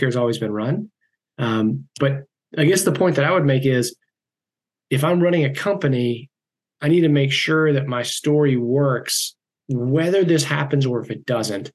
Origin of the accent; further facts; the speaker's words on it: South Carolina, United States; moved away; my hometown back in South Carolina